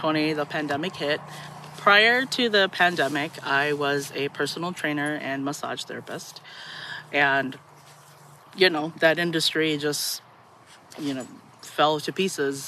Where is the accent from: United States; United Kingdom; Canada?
United States; St. Paul, Minnesota; moved away; I'm a Midwest native. I'm from St. Paul, Minnesota